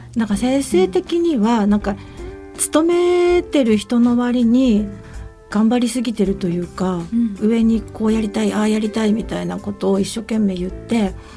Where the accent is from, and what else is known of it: Shinjo, Yamagata, Japan; born or raised there; also born or lived in Sendai